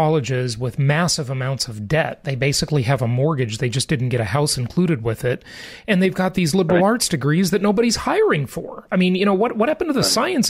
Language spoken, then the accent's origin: English; Los Angeles, California, United States; when I was a kid growing up in Los Angeles